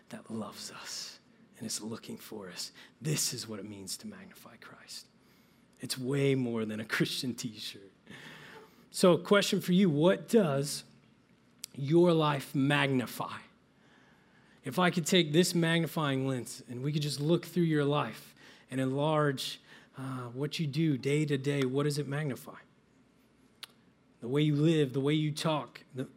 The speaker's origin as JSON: {"language": "English", "region": "Midwest", "country": "United States", "tie": "born or raised there", "said": "I grew up in the Midwest"}